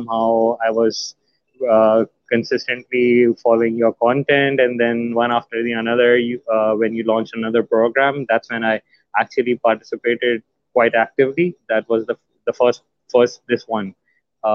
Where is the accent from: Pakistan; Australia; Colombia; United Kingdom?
Pakistan; I'm from Pakistan